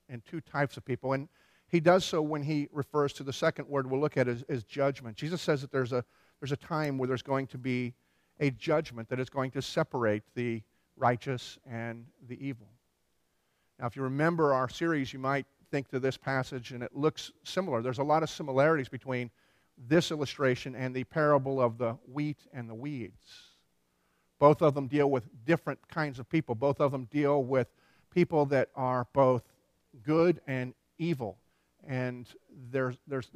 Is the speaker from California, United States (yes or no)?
no; Philadelphia, Pennsylvania, United States; moved away as an adult; also born or lived in Tennessee; I grew up in Philadelphia